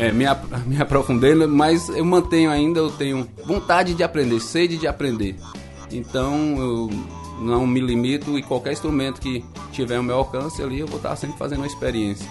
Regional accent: Vitória da Conquista, Bahia, Brazil; eu sou aqui de Vitória da Conquista mesmo, Bahia

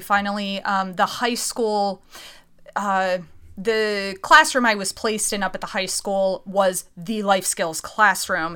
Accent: Reading, Pennsylvania, United States; also born or lived in Philadelphia; I'm from Reading, Pennsylvania

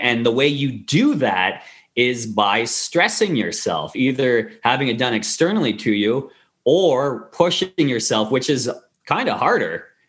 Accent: Kingston, Ontario, Canada; moved away as an adult; also born or lived in Victoria, Canada; now in Vancouver, Canada; I went back to my hometown, Kingston, Queens, Queens University

